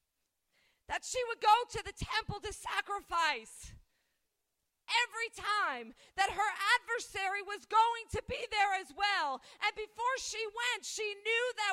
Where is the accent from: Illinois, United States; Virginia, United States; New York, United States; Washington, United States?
New York, United States; Albany; moved away; I'm originally from Albany, New York